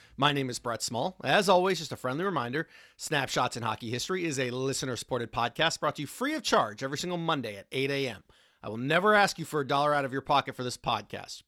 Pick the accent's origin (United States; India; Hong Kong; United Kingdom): United States; Washington, District of Columbia; I grew up in Washington, D C